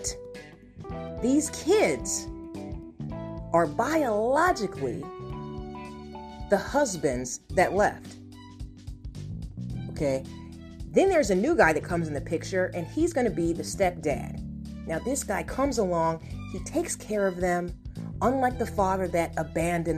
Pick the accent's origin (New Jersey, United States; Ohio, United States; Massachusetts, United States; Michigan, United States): Ohio, United States; moved away as an adult; also born or lived in Chicago, Illinois / Los Angeles, California; now in California, United States; I am from the Midwest, from Ohio.